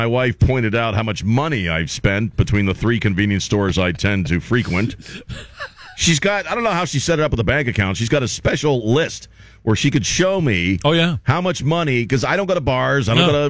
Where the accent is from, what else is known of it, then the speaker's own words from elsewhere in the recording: Maryland, United States; moved away; also born or lived in Colorado; I grew up in Maryland.